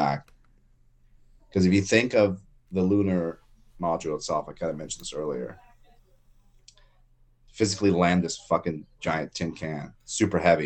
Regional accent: Lebanon; moved away; I'm from Lebanon, and we have bathrooms that are just troughs

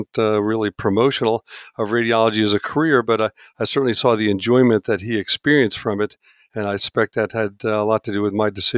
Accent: Pennsylvania, United States; And I grew up outside of Philadelphia, living in a suburb as he completed his residency and he joined a practice in the suburban Philadelphia area, Chestnut Hill Hospital.

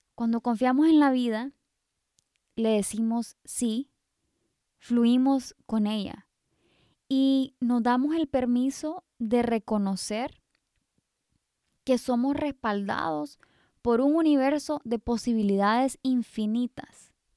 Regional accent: Honduras; also born or lived in England; siendo hondureña, que nosotros somos súper bendecidos con este sol rico casi todo el año

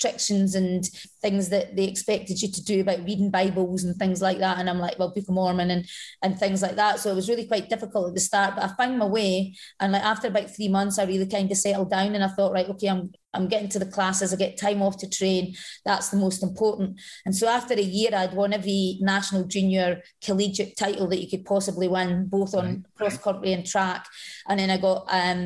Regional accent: Scotland, United Kingdom; also born or lived in Alabama; I left Scotland a runner but came back an athlete

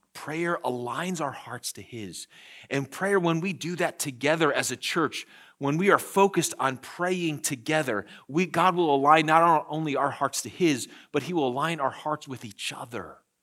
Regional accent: United States; we, as the American church

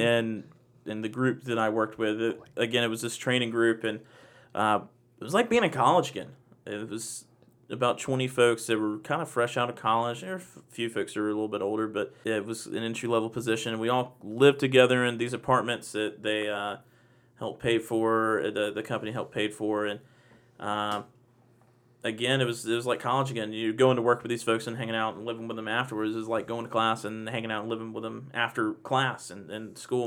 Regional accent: Macon, Georgia, United States; I'm from Macon

